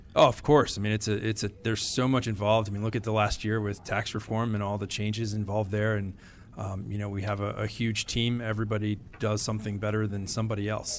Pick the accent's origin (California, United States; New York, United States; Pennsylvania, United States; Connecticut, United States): Connecticut, United States; Wolcott; I grew up in Woolkett, Connecticut.